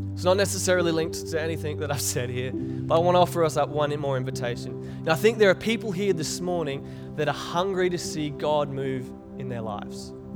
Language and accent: English; Cairns, Queensland, Australia; I was growing up in Cairns